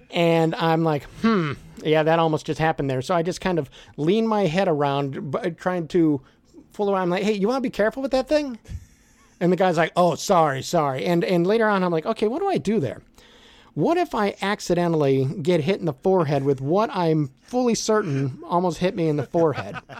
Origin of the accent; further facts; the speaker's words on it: Merrillville, Indiana, United States; also born or lived in Chicago area; I grew up in Maryville, Indiana. I'm a region rat